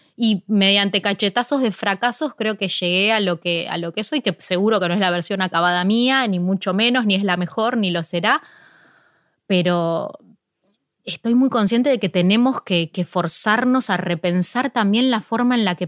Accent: Ciudad Evita, Buenos Aires Province, Argentina; empecé justo en Ciudad Vita, que es de donde yo soy

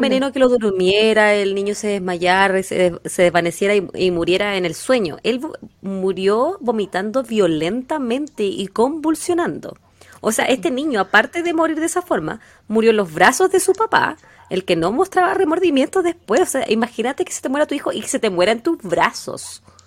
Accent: Quillota, Valparaíso, Chile; de la zona de donde yo donde yo me crié, donde yo nací

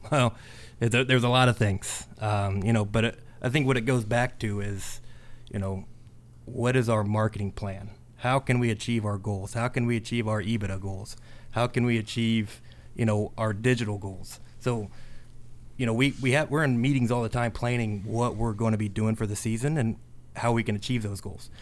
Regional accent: North Vernon, Indiana, United States; I grew up in North Vernon

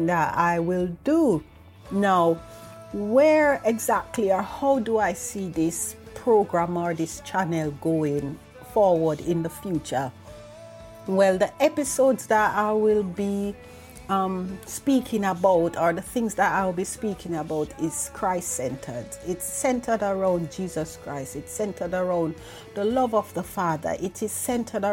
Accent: Jamaica; moved away as an adult; now in United Kingdom; I am from Jamaica. I'm not living in Jamaica anymore. I am living in the United Kingdom, and I moved here over 20 years ago.

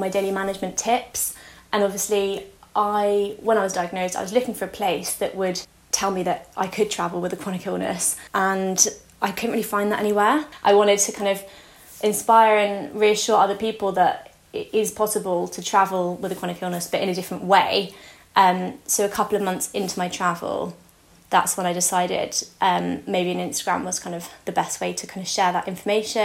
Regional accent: London, United Kingdom; I'm 25 and I'm from London

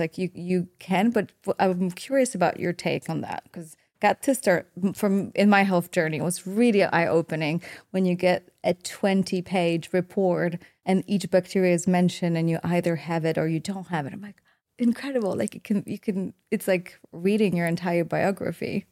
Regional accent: Poland; moved away; growing up in Poland

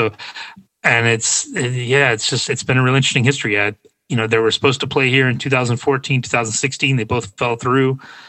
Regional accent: Georgia, United States; being a kid growing up in Georgia

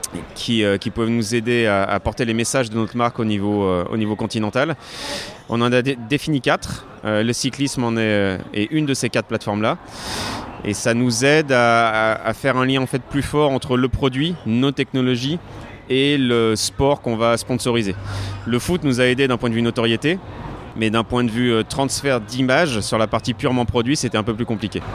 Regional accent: Lyon, Auvergne-Rhône-Alpes, France; moved away; je suis lyonnais à la base

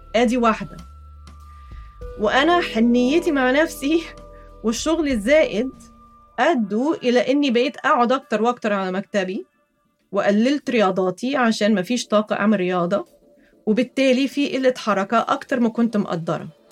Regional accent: Egypt; وأنا كمصرية أصيلة

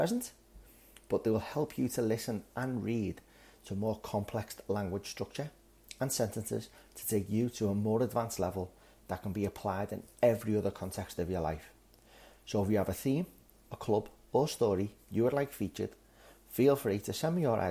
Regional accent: Liverpool, North West England, United Kingdom; I'm also from Liverpool, the football capital of the world, so this is a chance to hear a different regional accent

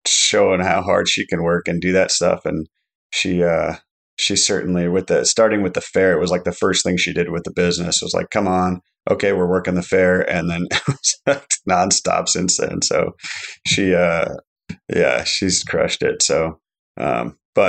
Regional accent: Alaska, United States; I grew up in Alaska my whole life.

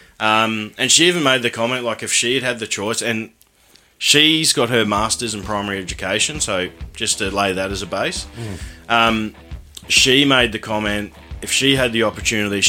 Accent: Ipswich, Queensland, Australia; we're from Ipswich, and that's quite dry out there.

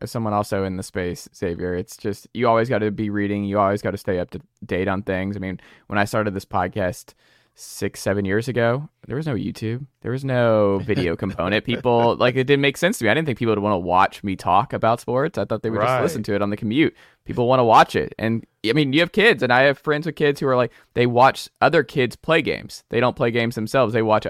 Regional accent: Stone Mountain, Georgia, United States; as a longtime Atlantan, born and raised in Stone Mountain, Georgia.

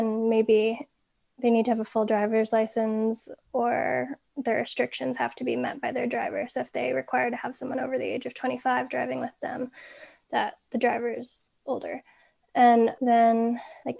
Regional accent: Vermont, United States; I grew up in Vermont

